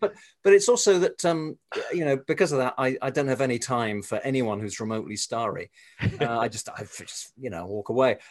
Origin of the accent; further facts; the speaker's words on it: England, United Kingdom; moved away; I come from England originally, as you can probably tell from my accent